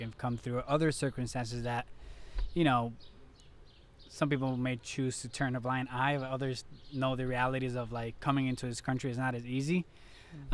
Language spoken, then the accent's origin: English; Puerto Rico; I'm from Puerto Rico